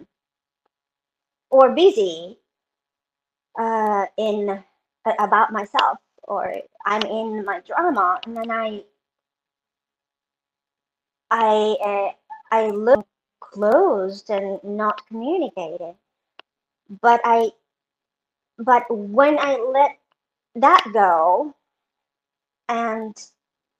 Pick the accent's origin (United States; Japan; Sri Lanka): Japan; moved away; I was born and raised in Japan